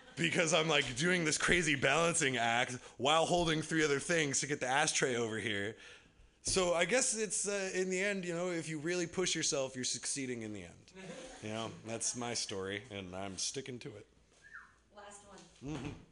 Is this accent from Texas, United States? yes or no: no; Bay Area, California, United States; I grew up in the Bay Area.